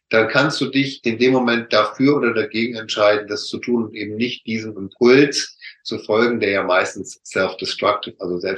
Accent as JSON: {"language": "German", "region": "North Rhine-Westphalia", "country": "Germany", "said": "ich komme aus dem Ruhrpott, so schon sagt, von Hölzchen auf Stöcksken"}